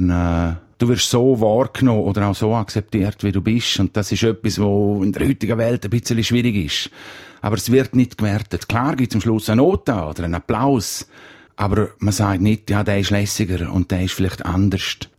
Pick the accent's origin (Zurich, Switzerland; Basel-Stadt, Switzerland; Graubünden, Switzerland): Graubünden, Switzerland; Ich als Bündner habe den Vorteil, dass ich schnell reden weil halt schon ein bisschen ein Steinbock-Bonus da ist.